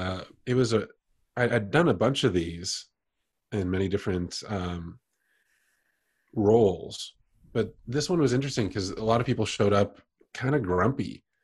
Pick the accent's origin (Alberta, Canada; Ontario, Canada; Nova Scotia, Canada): Ontario, Canada; Toronto; moved away as an adult; also born or lived in London, Ontario, Canada / South Korea / India / Bali, Indonesia; now in New York, United States; I was born in London, Ontario, Canada, grew up mostly in Toronto and lived around there through my youth